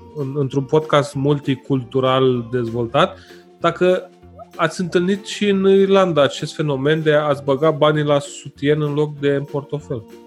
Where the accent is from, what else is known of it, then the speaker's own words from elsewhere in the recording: Romania; sunt român